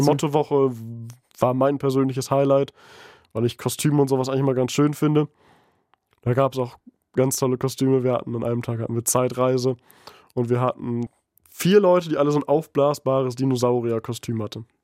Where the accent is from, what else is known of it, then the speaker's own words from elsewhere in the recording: East Frisia, Lower Saxony, Germany; moved away as an adult; also born or lived in Aurich; now in Bremen, Germany; ich komme aus Ostfriesland